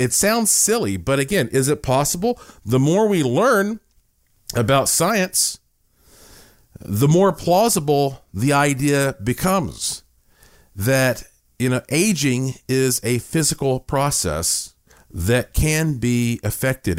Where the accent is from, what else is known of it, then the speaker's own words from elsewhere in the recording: Asheville, North Carolina, United States; my hometown of Asheville, North Carolina